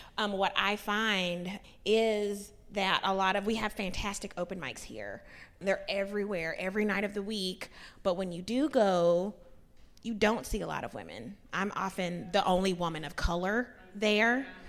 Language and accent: English; Nashville, Tennessee, United States; moved away; back home in Nashville, but I also know, I mean, 'cause I'm from Nashville, Tennessee, but back home